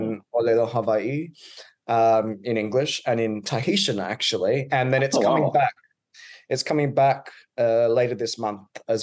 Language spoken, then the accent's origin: English; Queensland, Australia; accent: Australian; I'm from Queensland, which is on the east coast of Australia. Mm-hmm. It's the home to the Great Barrier Reef. So I grew up around the beach.